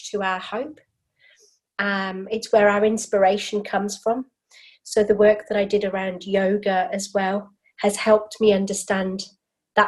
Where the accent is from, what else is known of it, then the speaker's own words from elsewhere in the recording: United Kingdom; now in Sydney, Australia; I am British born and bred, living in Sydney, Australia now.